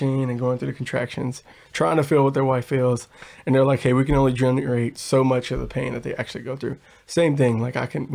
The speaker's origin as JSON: {"language": "English", "town": "Chicago", "region": "Illinois", "country": "United States", "said": "I'm originally from Chicago, the inner city"}